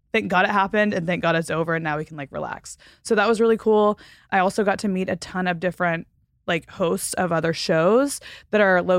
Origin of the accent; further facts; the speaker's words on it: Panama City, Florida, United States; born there; So, a little backstory I was born on Tyndall Air Force Base in Panama City, Florida.